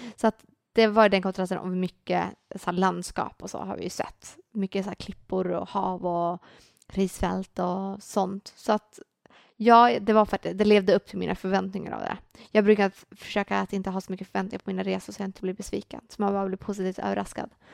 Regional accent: Sweden; vi i Sverige

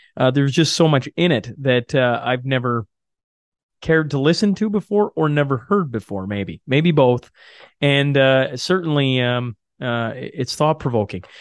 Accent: Canada; being Canadian

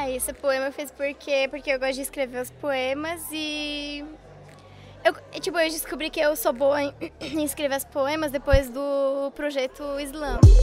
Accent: Morocco; moved away; tenho 16 anos, eu sou do Marrocos

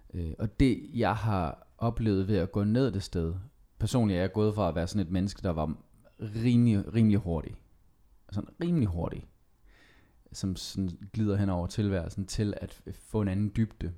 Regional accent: Skive, Central Denmark Region, Denmark; jeg er selv fra Skive

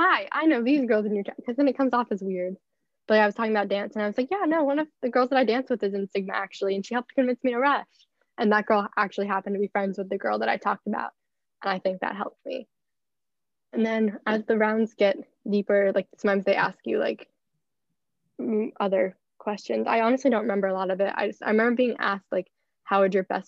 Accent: NoVA, Virginia, United States; I'm from Nova.

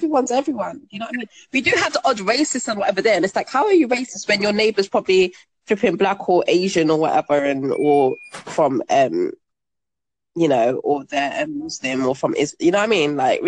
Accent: Jamaica; now in United Kingdom; And I'm Jamaican or whatever.

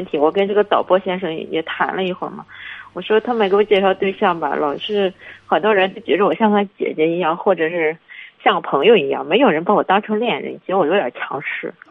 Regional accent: Linyi, Shandong, China; now in Beijing, China; 父母吧，就是希望我赶紧的回来，回济南或者回我们老家临沂，说，哎，在这个小城市啊，这个竞争压力小啊

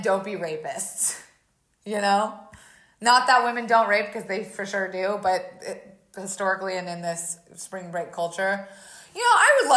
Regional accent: Florida, United States; I grew up in Florida

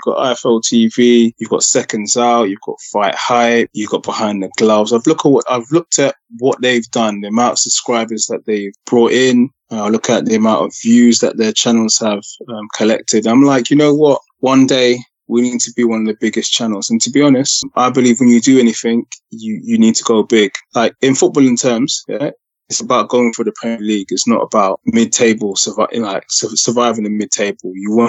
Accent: Ghana; It's Ghanaian. Yeah. I'm Ghanaian.

